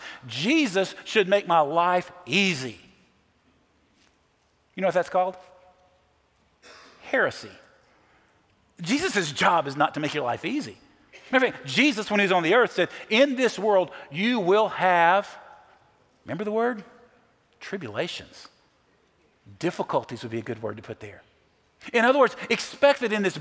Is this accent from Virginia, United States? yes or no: no; Nashville, Tennessee, United States; I'm from Nashville